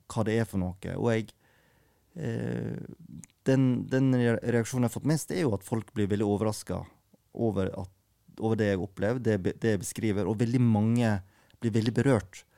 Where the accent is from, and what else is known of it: Norway; born or raised there; also born or lived in South Korea